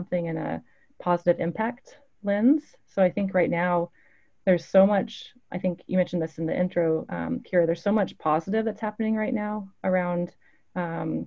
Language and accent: English; Clackamas, Oregon, United States; I grew up in Clackamas, Oregon